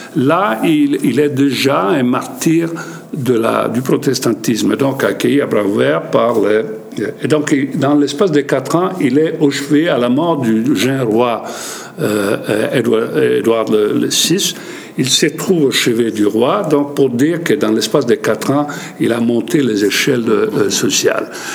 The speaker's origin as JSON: {"language": "French", "country": "Italy", "said": "je suis italien"}